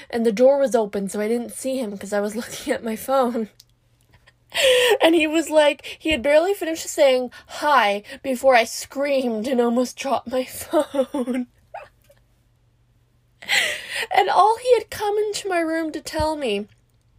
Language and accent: English; Canada; I'm from Canada